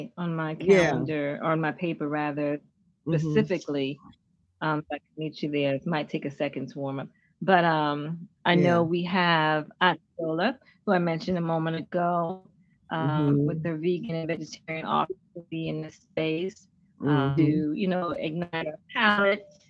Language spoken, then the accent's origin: English; New Jersey, United States; now in Philadelphia, United States; for a long time, Jersey was my home